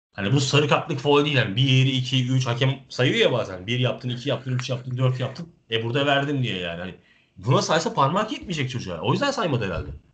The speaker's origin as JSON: {"language": "Turkish", "country": "Turkey", "said": "Ben tabii ki bir Türk evladı olarak"}